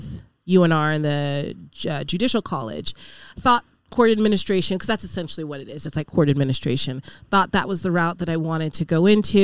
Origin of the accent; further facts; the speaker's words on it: Reno, Nevada, United States; born and raised here. My parents are from Nigeria